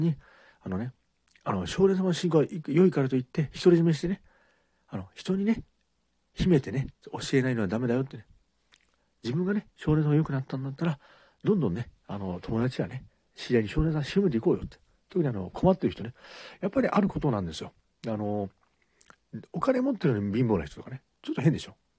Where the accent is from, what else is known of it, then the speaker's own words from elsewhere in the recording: Kagawa, Japan; 香川県ですから、善通寺さん